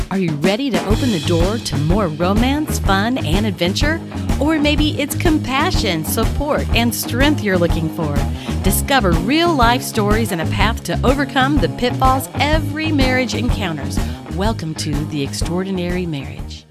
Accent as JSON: {"language": "English", "region": "North Carolina", "country": "United States", "tie": "born or raised there", "said": "I grew up in North Carolina."}